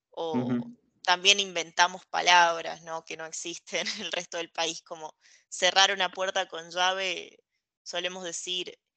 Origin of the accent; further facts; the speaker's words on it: Argentina; Entonces nosotros como argentinos no queremos sonar, y esto es algo muy común, no queremos sonar con soberbia o no queremos sonar arrogantes